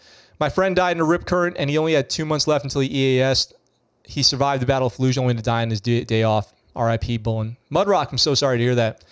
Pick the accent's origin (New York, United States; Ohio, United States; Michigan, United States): New York, United States; Poughkeepsie; I'm from New York. I'm from Poughkeepsie, New York.